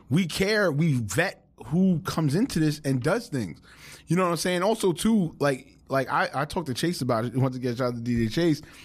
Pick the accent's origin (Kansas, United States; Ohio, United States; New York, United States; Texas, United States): New York, United States; New York City; we're from New York